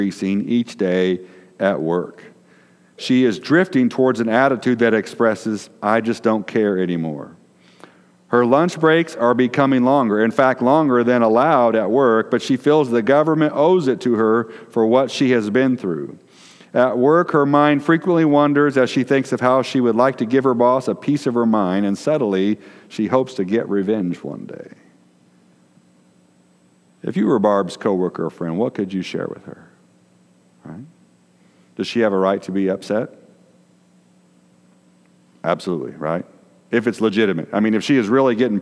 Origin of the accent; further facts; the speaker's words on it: Decatur, Illinois, United States; where we grew up in Decatur, Illinois